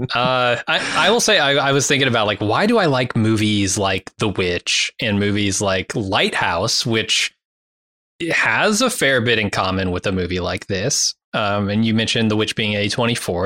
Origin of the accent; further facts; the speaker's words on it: United States; I'm American